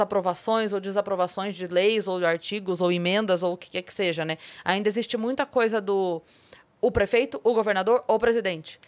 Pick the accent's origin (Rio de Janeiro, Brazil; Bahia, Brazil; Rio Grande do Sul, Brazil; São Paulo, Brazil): São Paulo, Brazil; Sorocaba; eu sou de Sorocaba